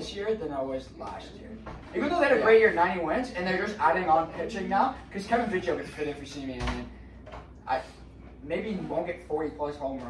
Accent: Canada; And we are Canadian here

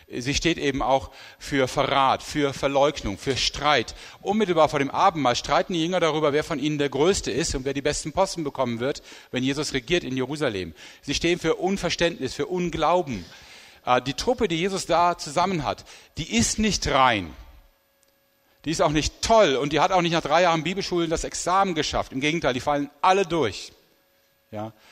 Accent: Rhineland, Germany; wo das nicht so einfach ist wie für mich als Rheinländer

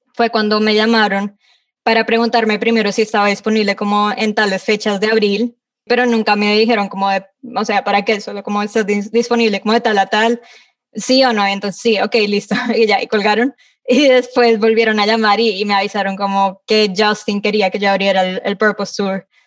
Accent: Colombia; como colombiana

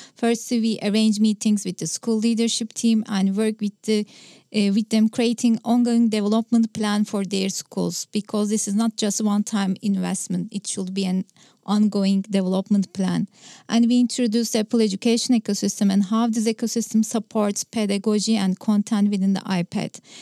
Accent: Istanbul, Turkey; first language Turkish; English is a second language; I'm from Istanbul, Turkey

